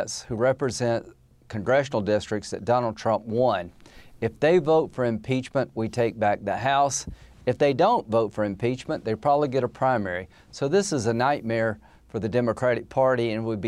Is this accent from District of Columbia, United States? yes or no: no; South Carolina, United States; I grew up in South Carolina, and my dad had a restaurant and a bar, and I grew up in the back.